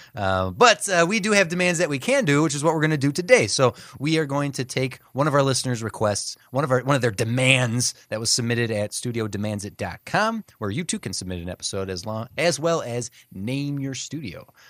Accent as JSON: {"language": "English", "region": "Midwest", "country": "United States", "said": "we're Midwestern"}